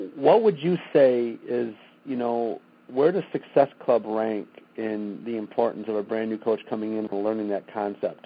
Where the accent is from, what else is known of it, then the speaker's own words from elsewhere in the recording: Freeland, Michigan, United States; my hometown, Freeland, Michigan